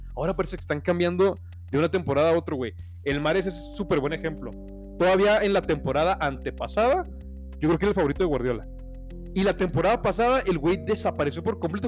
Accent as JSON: {"language": "Spanish", "country": "Mexico", "said": "como mexicanos"}